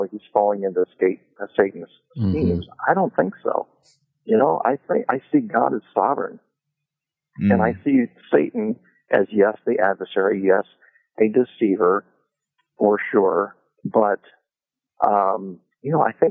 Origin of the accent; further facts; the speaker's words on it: Kokomo, Indiana, United States; I grew up in Kokomo, Indiana